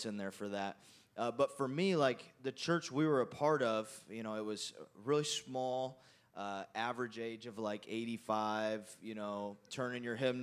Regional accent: small town Indiana, United States; I grew up. We're from Indiana, and so, yeah. Thank you. Great state. And small town Indiana

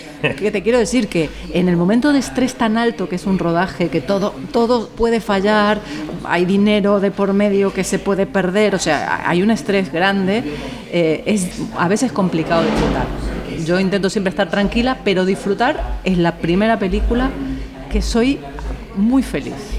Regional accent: Argentina; now in Spain; Argentina, que es donde yo nací, donde me, me late el corazón muy fuerte

